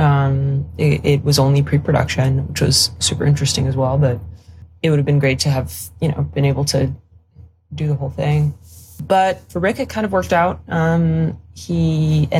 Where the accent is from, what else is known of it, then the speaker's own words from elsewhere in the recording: Paris, Île-de-France, France; moved away as an adult; also born or lived in Stanford, United States / London, United Kingdom / New Zealand; I'm French. I am from Paris. I'm French and Polish